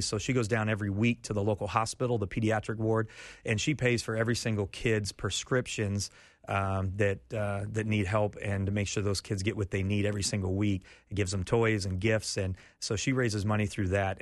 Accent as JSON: {"language": "English", "region": "Iowa", "country": "United States", "tie": "born or raised there", "also_born_or_lived": "Florida", "moved": "as an adult", "lives_now": "Haiti", "said": "I grew up in Iowa"}